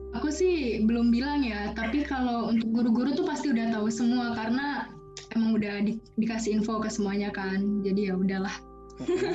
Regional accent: Jakarta, Indonesia; SMA di Jakarta

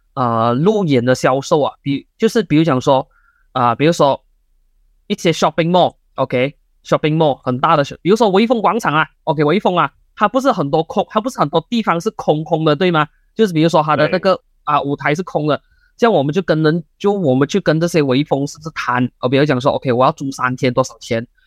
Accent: Malaysia; 我们马来西亚的人都很喜欢讲

